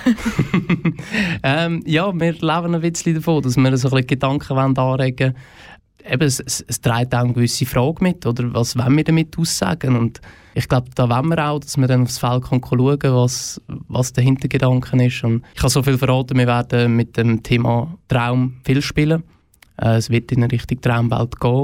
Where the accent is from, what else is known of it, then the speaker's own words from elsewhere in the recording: Oberfrick, Aargau, Switzerland; also born or lived in Frick; Ich bin selber aus dem Fricktal